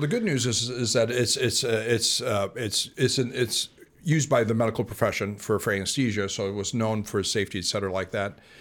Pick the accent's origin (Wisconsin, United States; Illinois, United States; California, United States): Illinois, United States; moved away as an adult; now in St. Louis, United States; I was from Illinois